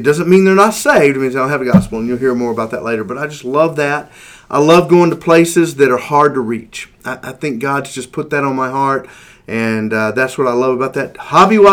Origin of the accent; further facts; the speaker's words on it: Texas, United States; moved away as an adult; also born or lived in Russia; now in Virginia, United States; I'm a Texan through and through